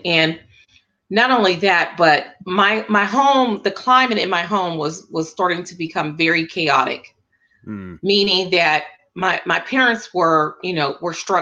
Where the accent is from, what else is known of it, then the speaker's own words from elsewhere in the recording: Pittsburgh, Pennsylvania, United States; I'm from Pittsburgh, Pennsylvania, born and raised here